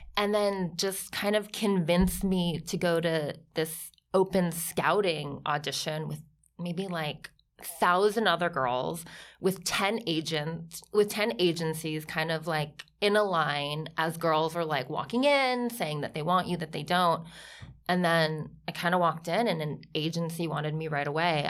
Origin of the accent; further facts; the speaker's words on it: Ohio, United States; also born or lived in Milan; now in New York, United States; grew up on, like, s, farm in Ohio, like, three hundred acres